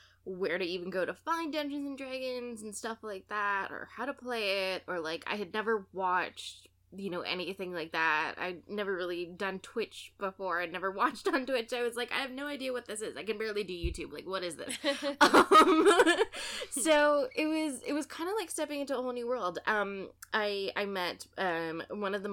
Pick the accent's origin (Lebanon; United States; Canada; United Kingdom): Canada; I'm Canadian